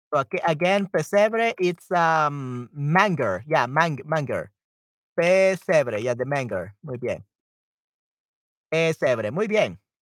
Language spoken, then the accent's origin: Spanish; El Salvador